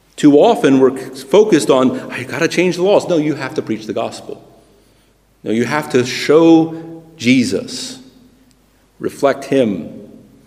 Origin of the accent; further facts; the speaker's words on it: United States; moved away as an adult; also born or lived in Britain; now in United Kingdom; I'm a Christian who happens to have been born in America